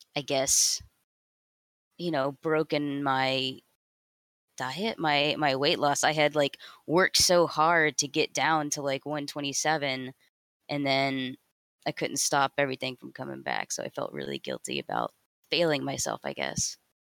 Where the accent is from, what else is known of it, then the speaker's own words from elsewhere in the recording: Houston, Texas, United States; I grew up in Houston, Texas